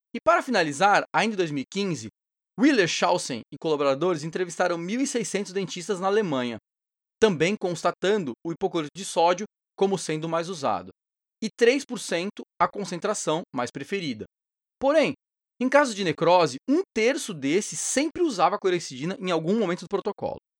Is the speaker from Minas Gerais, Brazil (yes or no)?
no; São Paulo, Brazil; de São Paulo, minha terra natal